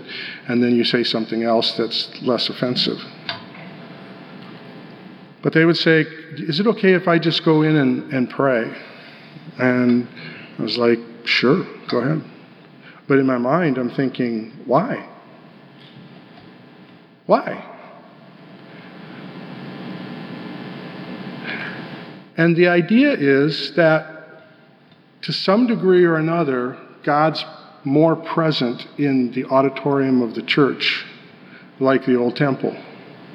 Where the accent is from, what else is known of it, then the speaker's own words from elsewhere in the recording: Denver, Colorado, United States; I grew up in Denver